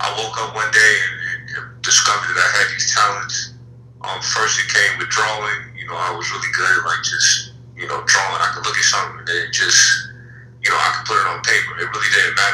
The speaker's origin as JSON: {"language": "English", "town": "Charlotte", "region": "North Carolina", "country": "United States", "tie": "born or raised there", "said": "I grew up in Charlotte, been my entire life."}